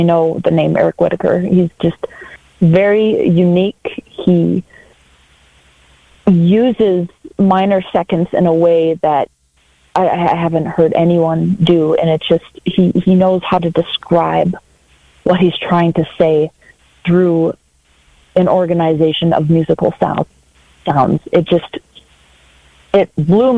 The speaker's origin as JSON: {"language": "English", "town": "Brainerd", "region": "Minnesota", "country": "United States", "tie": "born or raised there", "said": "I was born and raised in Brainerd, Minnesota."}